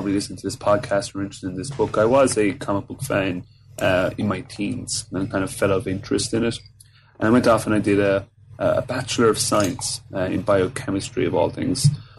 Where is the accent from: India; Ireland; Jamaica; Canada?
Ireland; Fermoy, Munster; I'm from Cork in the south of Ireland, so a small town called Fermoy, which isn't really noted for much other than the fact that Michael Flatley, the famous Irish dancer, lives there.